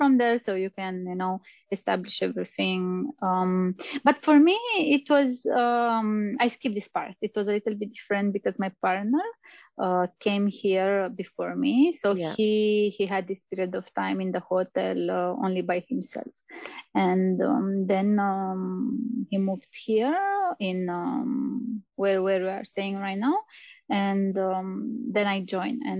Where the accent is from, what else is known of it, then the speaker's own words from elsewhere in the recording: Romania; moved away as an adult; also born or lived in Austria; I'm from Romania, same as you